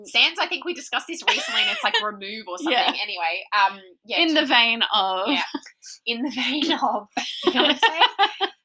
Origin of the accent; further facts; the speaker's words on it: Queensland, Australia; accent: thick Queensland; I'm from Queensland, so when I get thick on my Queensland, I can be very inarticulate